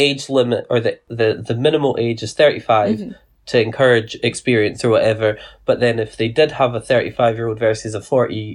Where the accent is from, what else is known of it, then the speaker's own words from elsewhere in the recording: Scotland, United Kingdom; I'm Scottish